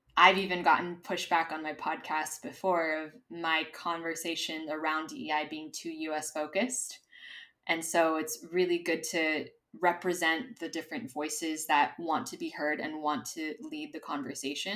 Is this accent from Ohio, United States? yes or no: no; Los Angeles, California, United States; moved away as an adult; now in Madrid, Spain; I am originally from Los Angeles, California